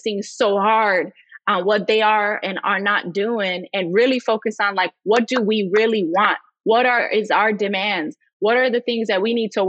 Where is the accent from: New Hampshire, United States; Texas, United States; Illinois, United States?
Illinois, United States; Chicago; I'm from Chicago and I live in one of these communities